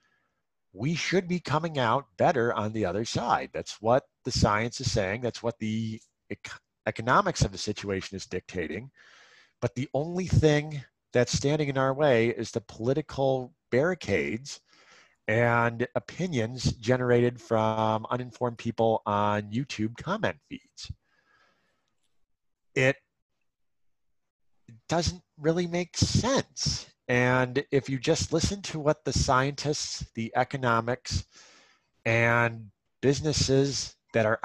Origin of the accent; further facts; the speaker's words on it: Ohio, United States; moved away; I'm originally from Ohio